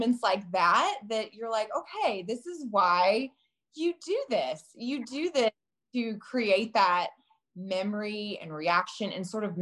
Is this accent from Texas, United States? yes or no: yes; Texas, United States; moved away; I'm from Texas originally.